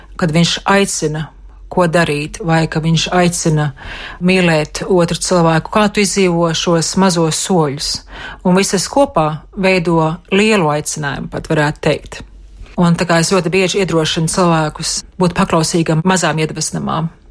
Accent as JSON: {"language": "Latvian", "town": "Bukaiši", "country": "Latvia", "tie": "born or raised there", "moved": "as an adult", "lives_now": "United States"}